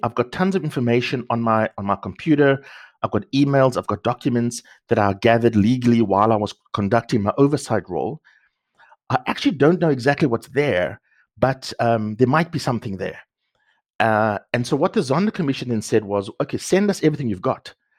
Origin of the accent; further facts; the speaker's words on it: Cape Town, Western Cape, South Africa; moved away; also born or lived in Sandton; I grew up in the Cape Flats, in a township